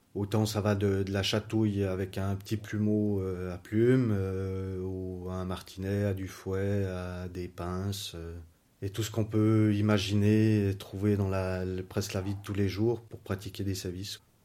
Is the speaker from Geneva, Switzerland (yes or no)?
no; Lausanne, Vaud, Switzerland; je viens de Lausanne, j'ai 39 ans